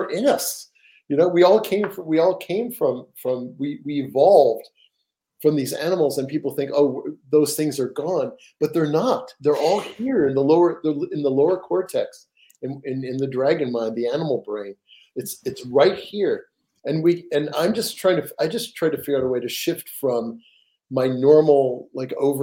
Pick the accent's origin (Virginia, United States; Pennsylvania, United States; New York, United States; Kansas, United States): New York, United States; now in Seattle, United States; I'm from New York, the Metropolitan Museum of Art